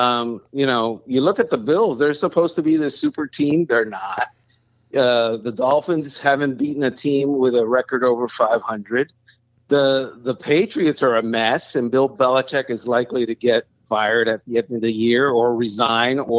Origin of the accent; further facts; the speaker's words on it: Cuba; now in Miami, United States; I was born in Cuba